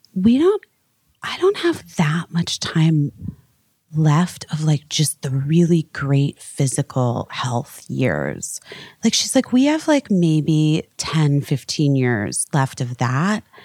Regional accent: West Coast, United States; moved away; I'm really from the West Coast

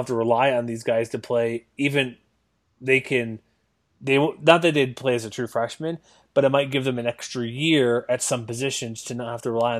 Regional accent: New Mexico, United States; I'm from New Mexico. I played at Albuquerque. I was a Lobo.

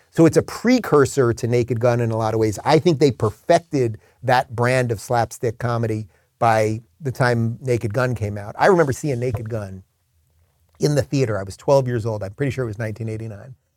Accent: Long Island, New York, United States; moved away; I grew up in Long Island

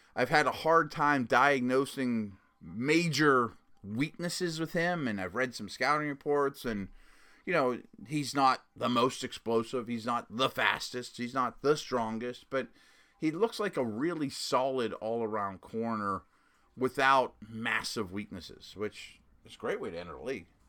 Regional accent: Pittsburgh, Pennsylvania, United States; the University of Pittsburgh, which is my hometown

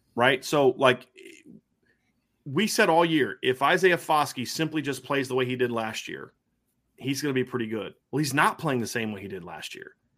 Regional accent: Lima, Ohio, United States; now in Indiana, United States; where I grew up in Lima, it's like there's the town, and then outside of it's just nothing but farm town

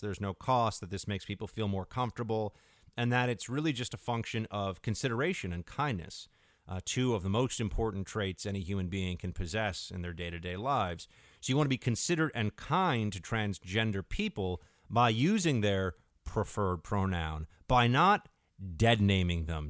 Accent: United States; as an American

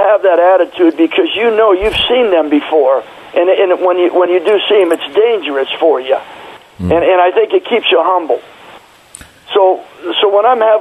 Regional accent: San Francisco, California, United States; I grew up in San Fran.

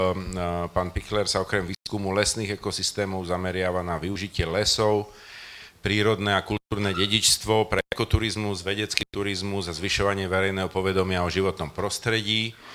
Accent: Košice, Košice Region, Slovakia; now in Bratislava, Slovakia; som rodák z Košíc

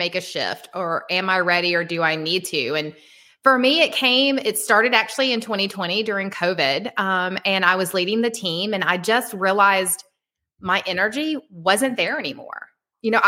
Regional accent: Atlanta, Georgia, United States; I'm from Atlanta, Georgia.

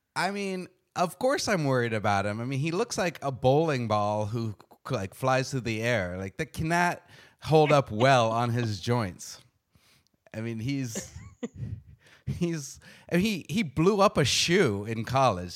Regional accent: Arizona, United States; moved away; I'm from Arizona originally

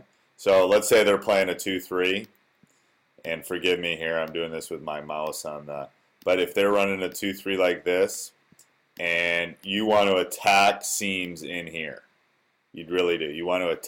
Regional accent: Wisconsin, United States; born or raised there

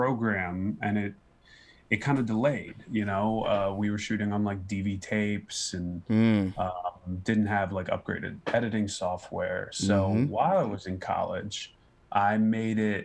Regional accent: Philadelphia, Pennsylvania, United States; moved away as an adult; also born or lived in North Carolina; now in New York, United States; because I'm from Philly.

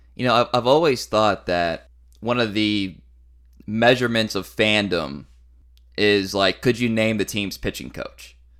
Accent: Texas, United States; you are, like me, from Texas

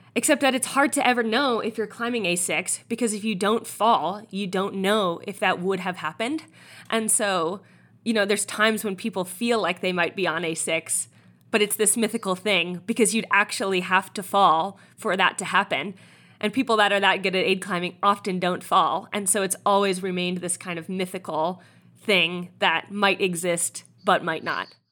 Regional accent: East Coast, United States; moved away; I'm from the East Coast

